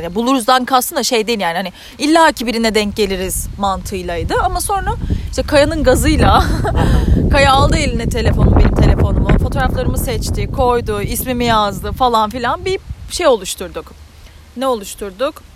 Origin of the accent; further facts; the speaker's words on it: Turkey; moved away as an adult; now in Ireland; bir Türk olarak